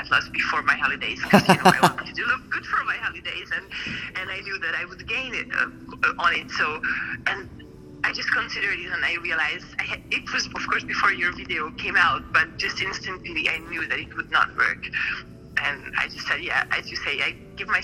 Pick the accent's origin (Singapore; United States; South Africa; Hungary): Hungary; moved away as an adult; now in France; in 7 weeks I would go home to my hometown into Hungary